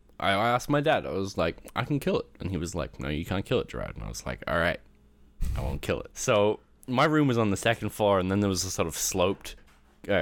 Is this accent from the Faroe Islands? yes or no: no; Canada; also born or lived in Australia; So at the house I grew up in Canada, obviously yep. Not the one in Australia.